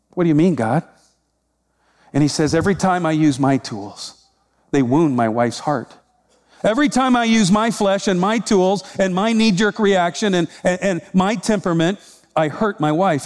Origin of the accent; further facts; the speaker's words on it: Iowa, United States; I'm from Iowa.